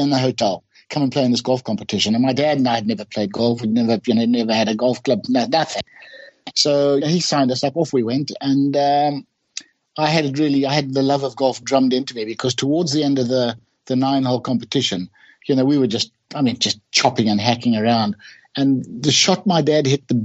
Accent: Bulawayo, Zimbabwe; moved away as an adult; also born or lived in Durban, South Africa; when we were kids growing up in my hometown in Bulawayo

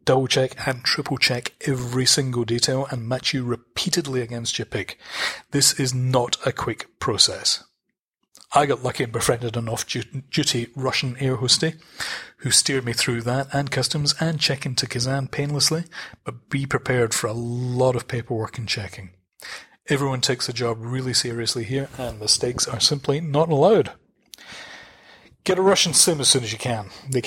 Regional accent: Scotland, United Kingdom; moved away; I am Scottish

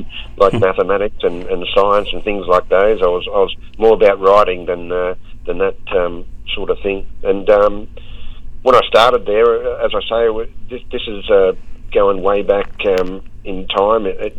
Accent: Sydney, New South Wales, Australia; I grew up in the western suburbs of Sydney at Chester Hill

